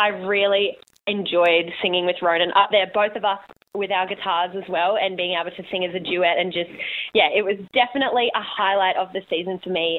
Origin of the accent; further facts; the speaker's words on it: Robina, Queensland, Australia; Just in Robina.